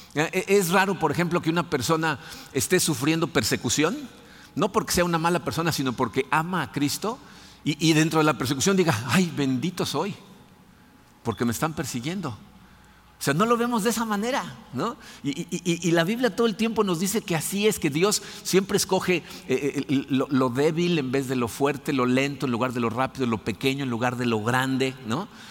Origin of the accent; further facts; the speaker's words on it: Mexico City, Mexico; moved away; crecí en la Ciudad de México católico